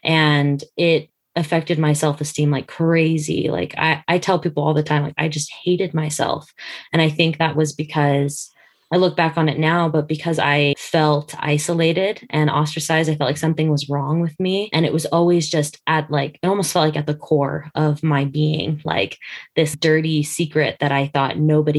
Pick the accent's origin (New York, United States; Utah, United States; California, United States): Utah, United States; also born or lived in Dodge City, Kansas / Colorado; I am from Dodge City, Kansas. I was born there, so I joke that I'm the original Dorothy. My family's moved a lot, but the places I've lived mainly are Colorado, and then we moved to Utah, and so we've been in Utah through high school